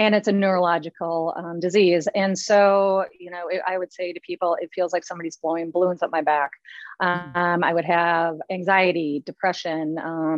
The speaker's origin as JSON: {"language": "English", "region": "Minnesota", "country": "United States", "tie": "born or raised there", "moved": "yes", "lives_now": "Longboat Key, Florida, United States", "said": "I grew up in Minnesota"}